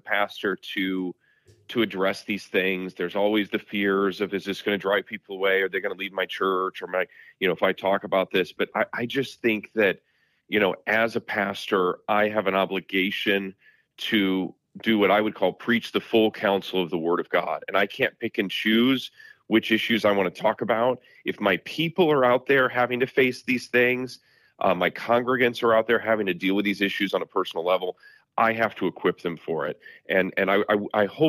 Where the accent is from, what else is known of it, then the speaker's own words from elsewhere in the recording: South Bend, Indiana, United States; growing up here and really, you know, now pastoring in my hometown in South Bend, Indiana